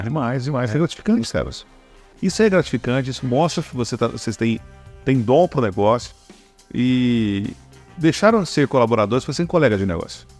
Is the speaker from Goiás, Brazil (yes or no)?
yes; Rio Verde, Goiás, Brazil; sou de Rio Verde.